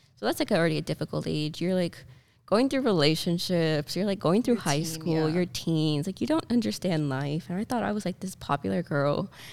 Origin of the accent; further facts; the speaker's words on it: Miami, Florida, United States; I was born and raised in Miami. My family lives here